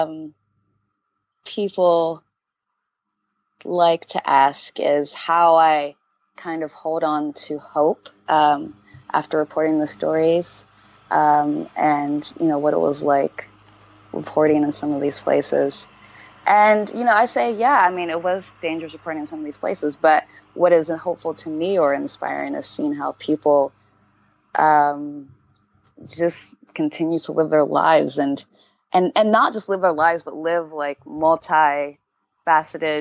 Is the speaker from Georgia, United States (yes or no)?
no; Montgomery, Alabama, United States; moved away as an adult; also born or lived in Houston, Texas / Uganda; And I was born in Houston and grew up in Alabama.